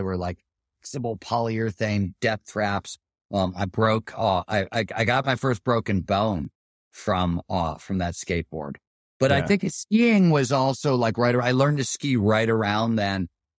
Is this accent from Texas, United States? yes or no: no; Ohio, United States; Well, so the way we rode bikes, I grew up in Ohio, we were trying to do what, like BMX jumps and things like